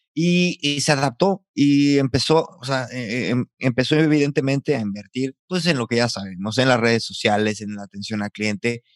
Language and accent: Spanish; San Luis Potosí, Mexico; now in Valladolid, Spain; Potosino, viviendo en Valladolid, España